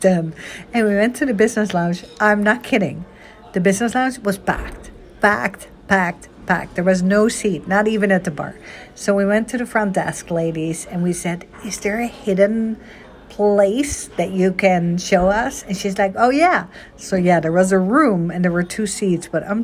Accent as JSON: {"language": "English", "country": "Netherlands", "tie": "born or raised there", "moved": "yes", "lives_now": "United States", "said": "I was born and raised in Holland"}